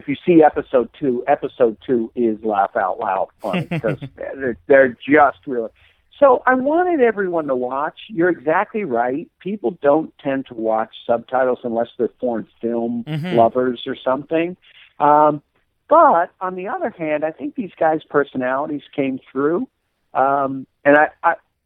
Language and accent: English; Scotland, United Kingdom; I'm Scottish